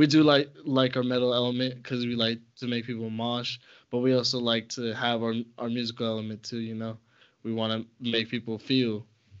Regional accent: Las Vegas, Nevada, United States; also born or lived in El Paso, Texas; My hometown where I was born was El Paso, but I was raised here in Vegas

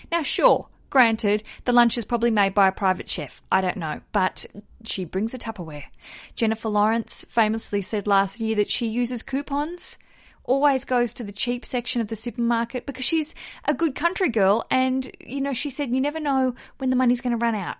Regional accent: Tasmania, Australia; moved away; also born or lived in Melbourne; I grew up in Tasmania

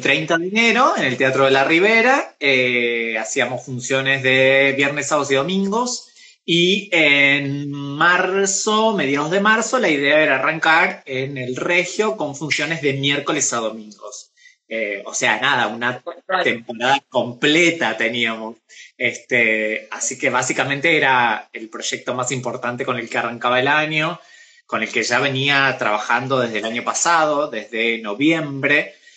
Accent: Pergamino, Buenos Aires Province, Argentina; now in Buenos Aires, Argentina; yo soy de Pergamino, es una ciudad eh, y tiene modismos de pueblo, ¿sí? Cuando yo llegué a vivir acá a Buenos Aires

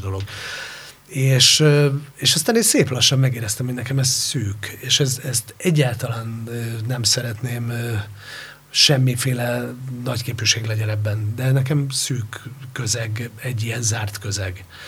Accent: Hungary; also born or lived in Spain; Igen, én ott nőttem föl

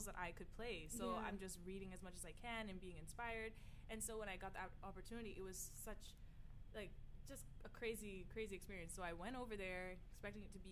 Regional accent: Cayman Islands; also born or lived in Miami, United States; I was from the Caribbean

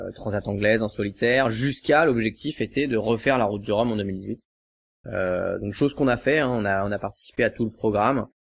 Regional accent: Cancale, Brittany, France; je suis de, je suis de Cancale en fait, à côté de Saint-Malo

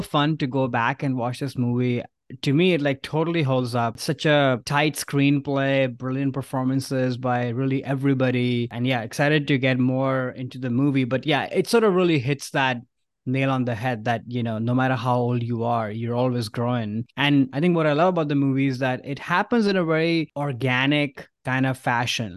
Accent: India; now in San Francisco, United States; growing up in India, especially those early years

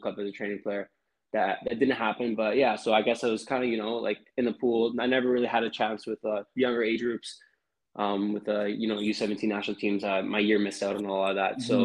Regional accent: Surrey, British Columbia, Canada; I'm born and raised in Surrey, British Columbia. And so I grew up here

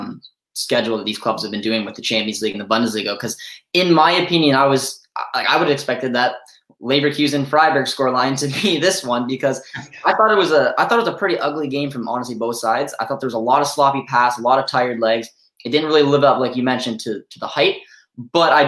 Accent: Canada; I am Canadian, and if any of you viewers out there know much about people from Canada, we like another sport called hockey. So I grew up obviously playing hockey.

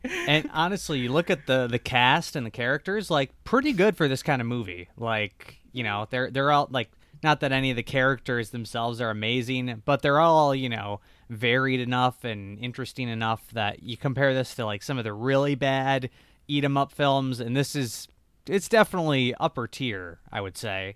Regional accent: home state of Jeff Daniels, Michigan, United States; he's from my home state

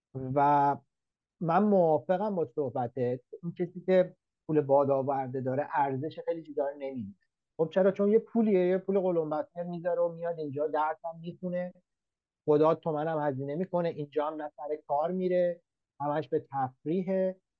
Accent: Iran; moved away as an adult; also born or lived in Denmark; now in Australia; منی که از ایران میام

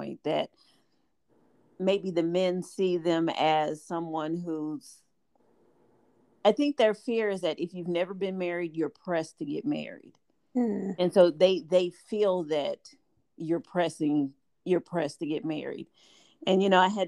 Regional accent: Midwest, United States; we're from the Midwest

